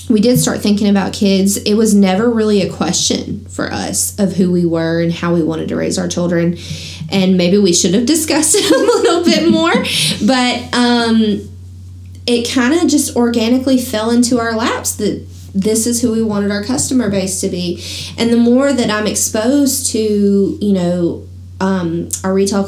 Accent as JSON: {"language": "English", "region": "the South", "country": "United States", "tie": "born or raised there", "said": "growing up in the South"}